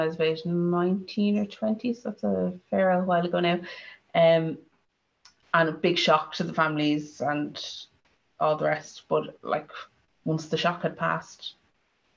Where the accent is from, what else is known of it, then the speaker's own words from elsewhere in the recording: Dublin, Leinster, Ireland; I'm from Dublin